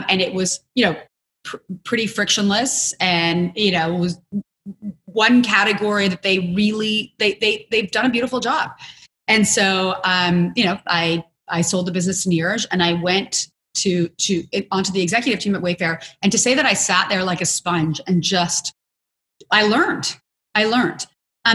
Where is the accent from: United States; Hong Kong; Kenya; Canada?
Canada; I'm also Canadian